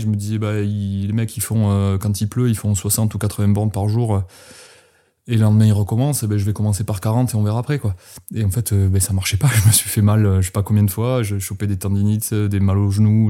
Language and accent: French; France; moved away as an adult; also born or lived in Manosque, Alpes-de-Haute-Provence; j'ai quitté les Pyrénées. J'avais 22 ans